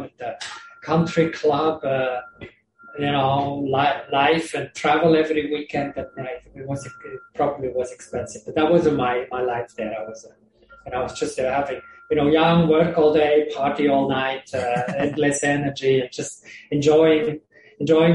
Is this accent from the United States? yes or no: no; Switzerland; English is a second language; moved away as an adult; also born or lived in Australia; I grew up in Switzerland originally, in a village in the mountains.